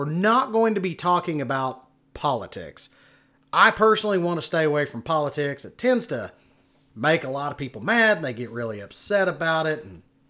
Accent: Oklahoma City, Oklahoma, United States; born there; now in Texas, United States; I've lived here most of my life. But, yeah, I was born in Oklahoma City.

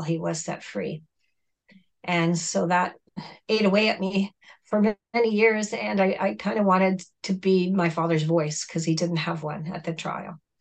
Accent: Southern Ontario, Canada; English is a second language; also born or lived in Mexico; I grew up in Southern Ontario and I was adopted at the age of nine

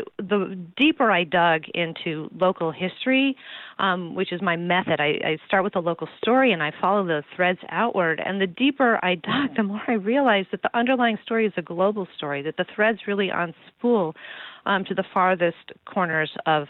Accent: East Coast, United States; moved away as an adult; now in Illinois, United States; having grown up on the East Coast

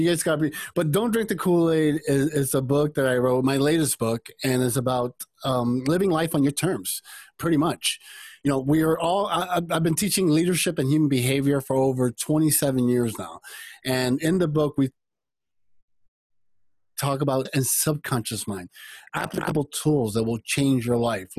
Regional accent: United States; also born or lived in Cuba; when I came to the United States, I came with my mother

